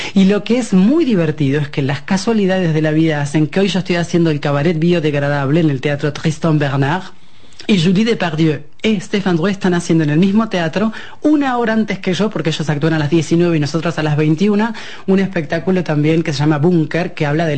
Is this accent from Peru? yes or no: no; Argentina; moved away as an adult; also born or lived in Buenos Aires; now in France; nosotros que venimos de Argentina